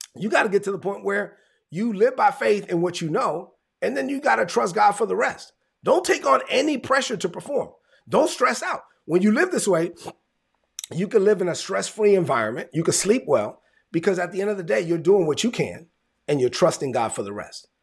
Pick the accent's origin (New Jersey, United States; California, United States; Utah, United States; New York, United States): New York, United States; New York City; I grew up in East New York, Brooklyn